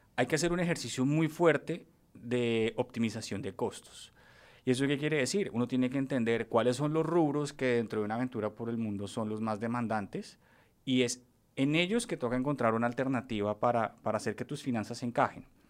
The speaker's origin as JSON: {"language": "Spanish", "region": "Bogotá", "country": "Colombia", "tie": "born or raised there", "also_born_or_lived": "Paris, France"}